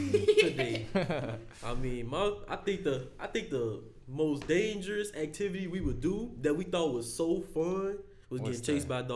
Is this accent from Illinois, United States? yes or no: yes; Chicago, Illinois, United States; born or raised there